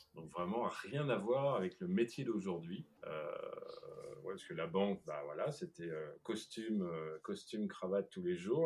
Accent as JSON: {"language": "French", "town": "Rouen", "region": "Normandy", "country": "France", "moved": "as an adult", "lives_now": "La Rochelle, France", "said": "Normandie, là d'où je viens, à Rouen"}